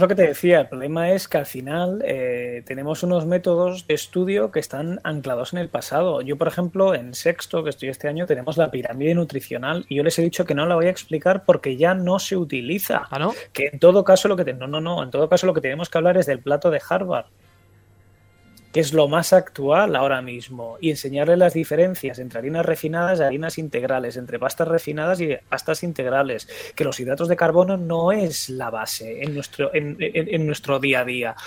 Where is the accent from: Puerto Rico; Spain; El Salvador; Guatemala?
Spain; Galicia; also born or lived in Catalonia; estudiando cuando yo nací en Cataluña, obviamente hasta, hasta, hasta cuarto de primaria, y luego he estado en Galicia